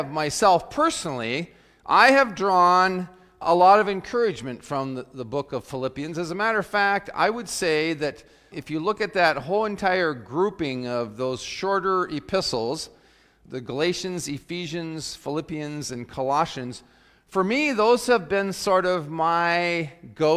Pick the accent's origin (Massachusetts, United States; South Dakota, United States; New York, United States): South Dakota, United States; as a young person growing up in South Dakota when I was in high school